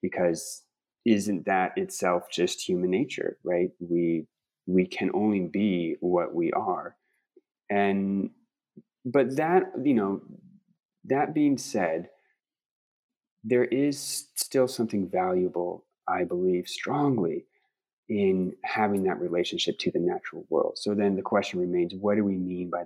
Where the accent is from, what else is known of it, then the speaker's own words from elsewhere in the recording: Pacific Northwest, United States; I'm from the Pacific Northwest, and you know, different climate, just different bioregion altogether